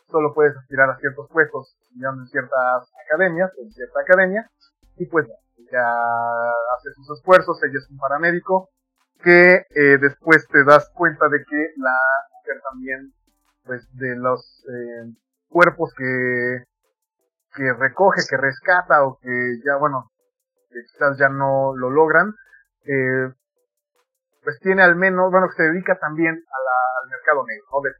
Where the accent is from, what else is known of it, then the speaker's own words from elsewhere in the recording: Mexico; este bagaje cultural que tenemos como mexicanos muy pegados a Estados Unidos